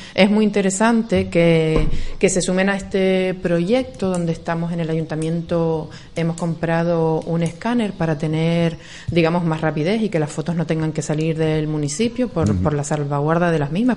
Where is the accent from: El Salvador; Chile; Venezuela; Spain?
Spain; Agaete, Canary Islands; desde pequeñitos todos los que somos de Agaete, o casi todos, somos así